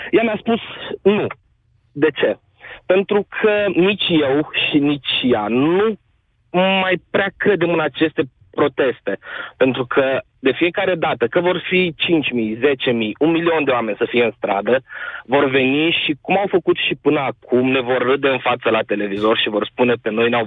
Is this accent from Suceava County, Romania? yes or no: no; Timișoara, Timiș County, Romania; sunt din Timișoara.